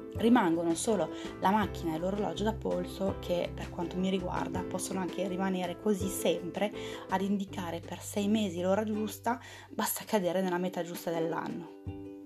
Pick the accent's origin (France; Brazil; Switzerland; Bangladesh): France; now in Italy; sono francese